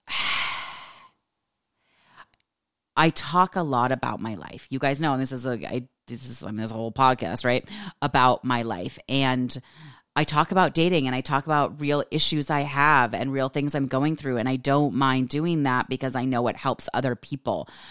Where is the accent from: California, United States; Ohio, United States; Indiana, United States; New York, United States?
California, United States; accent: California; I'm from California, that sort of California accent